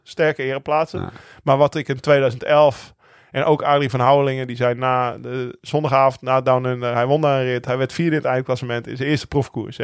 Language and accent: Dutch; Netherlands; als Nederlander